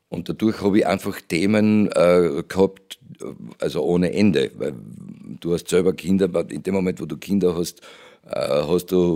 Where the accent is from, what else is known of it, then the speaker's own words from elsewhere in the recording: Judenburg, Styria, Austria; bei Jodenburg, wo ich aufgewachsen bin, in der Steiermark